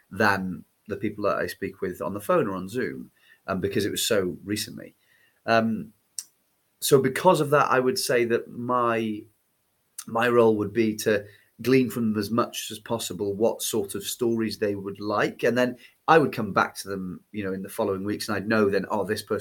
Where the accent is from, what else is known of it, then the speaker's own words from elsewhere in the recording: Wales, United Kingdom; accent: Cardiff; my accent before I started was a bit more like Cardiff, like more sort of flattened nasal